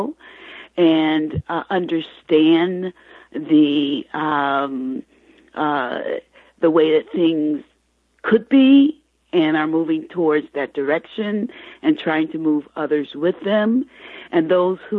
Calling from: Michigan, United States; I'm calling from Michigan.

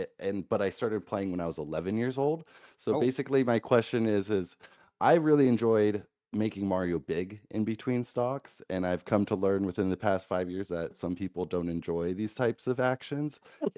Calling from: California, United States; Hi, I'm from NorCal.

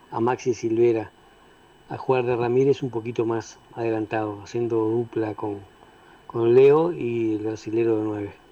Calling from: Ciudad de la Costa, Canelones, Uruguay

